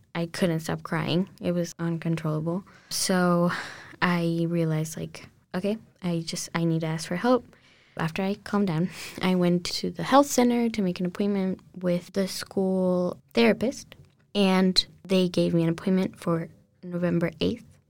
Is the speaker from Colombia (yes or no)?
yes; Colombia; English is a second language; now in United States; growing up in Colombia, I went to a French school, uh, from when I was really little.